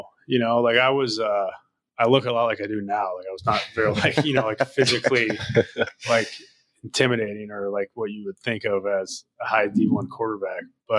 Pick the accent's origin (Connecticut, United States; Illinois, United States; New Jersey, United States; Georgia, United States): Illinois, United States; Lake Bluff; also born or lived in California; I claim Chicago. I claim, I say I'm from the suburbs of Chicago. I don't claim the city that hard, although I want to.